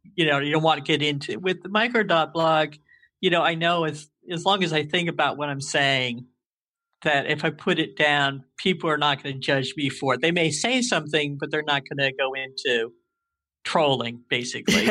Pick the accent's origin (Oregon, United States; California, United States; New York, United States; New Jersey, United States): New Jersey, United States; moved away as an adult; now in Indiana, United States; I was born and raised in New Jersey.